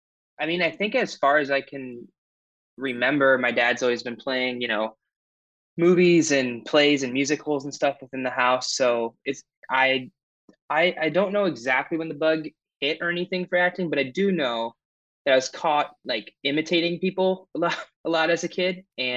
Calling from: Portland, Oregon, United States; Yeah, and I'm calling from Portland, Oregon. Been out here for about 10 years.

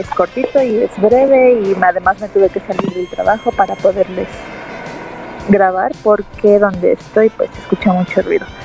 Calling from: Guadalajara, Jalisco, Mexico; soy … de Guadalajara

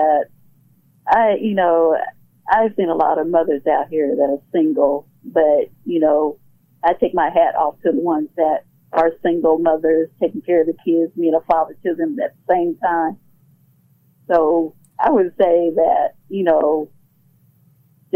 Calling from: Conyers, Georgia, United States; I'm calling from Conyers.

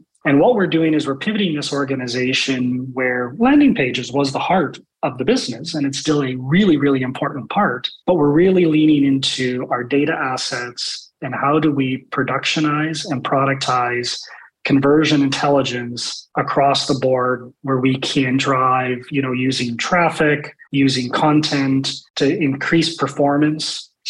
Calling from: Calgary, Alberta, Canada; So joining today from my home office in Calgary, Alberta, which for maybe some of your international listeners, that's in Canada.

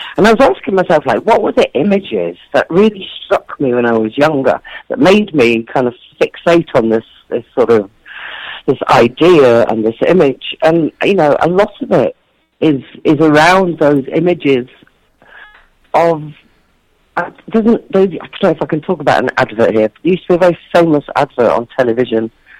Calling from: Bristol, South West England, United Kingdom; I'm talking from Bristol. I did an event last night. I did a book launch in Bristol, the big city in the UK.

